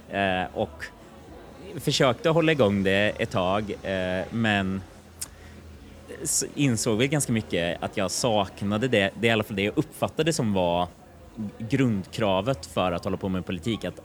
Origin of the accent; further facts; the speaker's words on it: Kristinehamn, Värmland, Sweden; Det var i Kristinehamn.